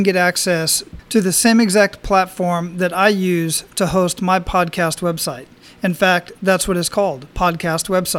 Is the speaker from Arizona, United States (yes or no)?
yes; Phoenix, Arizona, United States; now in Hawaii, United States; I grew up in Phoenix.